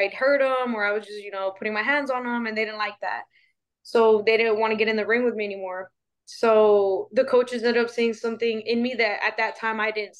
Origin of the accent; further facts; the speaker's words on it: Laredo, Texas, United States; I'm from Laredo, Texas